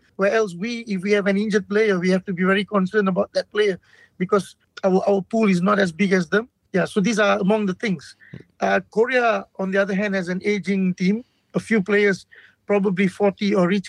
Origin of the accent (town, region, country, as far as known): Malaysia